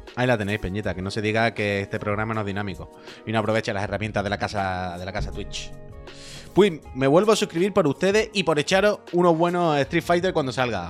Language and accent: Spanish; Andalusia, Spain; accent: Andalusian; es mi acento andaluz